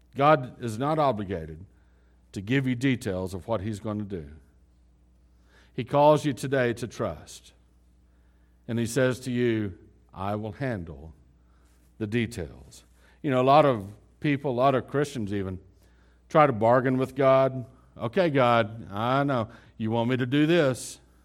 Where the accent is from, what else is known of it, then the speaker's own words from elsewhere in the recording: West Texas, United States; We're from West Texas.